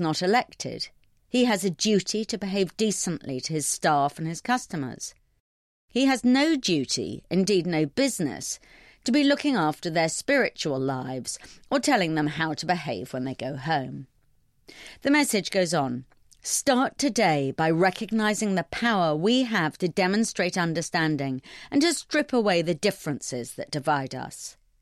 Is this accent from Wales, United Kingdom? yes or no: no; London, United Kingdom; I'm a Londoner